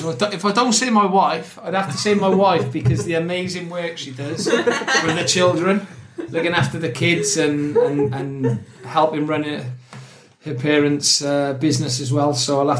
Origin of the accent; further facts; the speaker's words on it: Newport, Wales, United Kingdom; I grew up in Newport, South Wales, in a place called Pilgwenthely. So, Catholic. Lived my great auntie and great uncle.